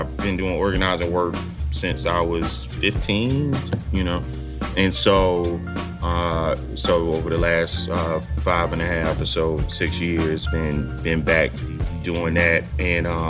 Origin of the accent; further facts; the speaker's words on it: Fort Lauderdale, Florida, United States; also born or lived in Atlanta, Georgia; I'm from Fort Lauderdale, Florida